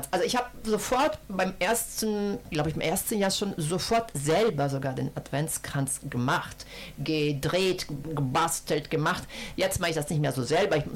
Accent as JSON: {"language": "German", "town": "Rome", "region": "Lazio", "country": "Italy", "second_language": "German", "said": "in Rom, wo ich herkomme"}